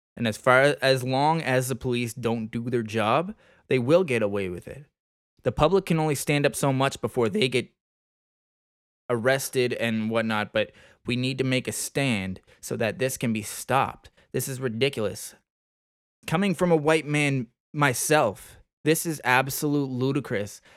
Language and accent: English; Nova Scotia, Canada; right in my hometown, right in our hometown in Nova Scotia. East Coast of Canada.